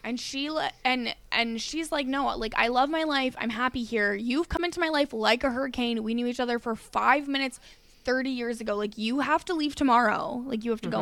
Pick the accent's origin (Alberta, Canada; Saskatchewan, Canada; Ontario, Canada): Alberta, Canada; We didn't have prom in Alberta. We had um grad